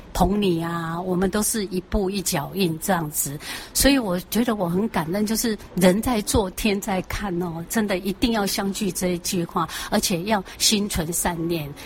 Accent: Taichung, Taiwan; 九岁就跑到电台啊，哦，台中，我是台中人，啊，台中农民电台呢，去歌唱比赛

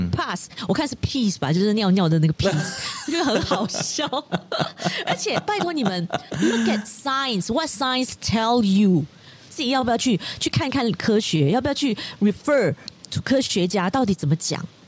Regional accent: Malaysia; 身为马来西亚人

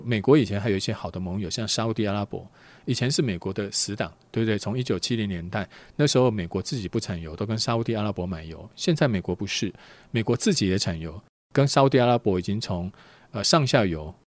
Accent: Taiwan; 我们台湾人本来风险因素就比较高一些

